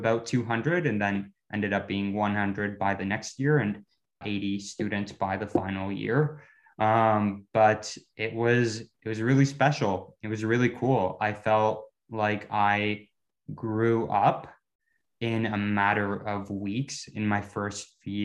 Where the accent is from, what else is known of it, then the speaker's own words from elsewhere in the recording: Ottawa, Ontario, Canada; also born or lived in Bogota, Colombia / Curaçao; I grew up in Ottawa, largely in the suburbs of Ottawa, called Barrhaven